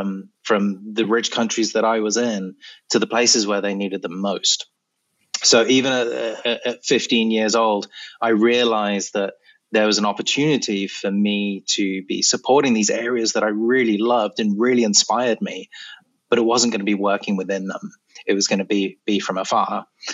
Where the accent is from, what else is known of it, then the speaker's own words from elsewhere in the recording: Malawi; also born or lived in Kenya; And I spent about 10 years between the ages of 10 and 20 growing up in Malawi and Kenya.